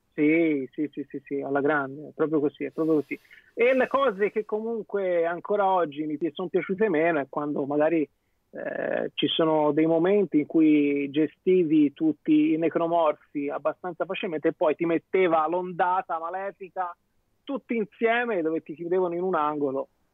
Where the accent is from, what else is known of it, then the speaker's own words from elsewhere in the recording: Tuscany, Italy; io essendo toscano